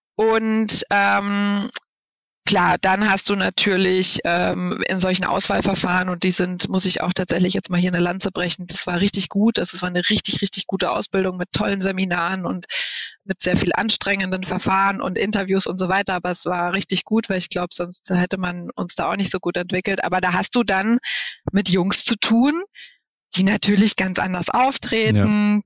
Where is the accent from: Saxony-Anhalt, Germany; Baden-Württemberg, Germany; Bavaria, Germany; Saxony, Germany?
Bavaria, Germany; Bamberg; now in Berlin, Germany; Ich war, bin ja in Bayern geboren und in Bayern aufgewachsen